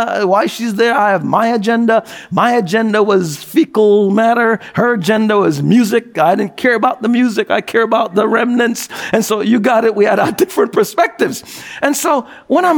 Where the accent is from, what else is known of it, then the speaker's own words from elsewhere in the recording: New York, United States; as a New Yorker